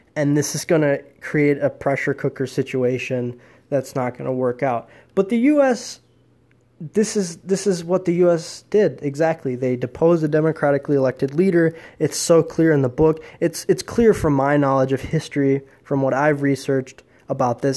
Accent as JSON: {"language": "English", "country": "United States", "said": "I'm an American"}